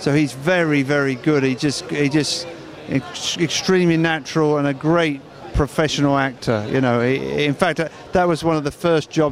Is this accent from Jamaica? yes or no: no; England, United Kingdom; moved away as an adult; now in United States; I'm English. You can probably tell by the funny accent.